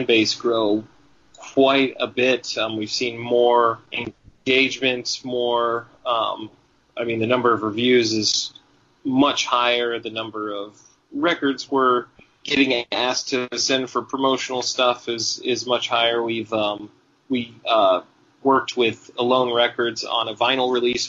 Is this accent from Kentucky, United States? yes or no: no; Bristol, Tennessee, United States; moved away; also born or lived in Arizona; I grew up partially in Arizona, but I'm from Bristol, Tennessee, so I grew up around a lot of country music